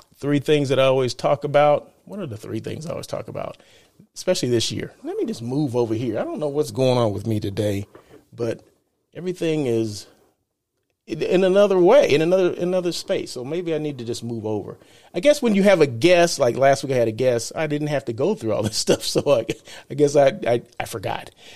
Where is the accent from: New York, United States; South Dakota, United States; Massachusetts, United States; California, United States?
California, United States; Blythe; now in Los Angeles, United States; I'm from Blythe, California, right? Small country town, um, in the desert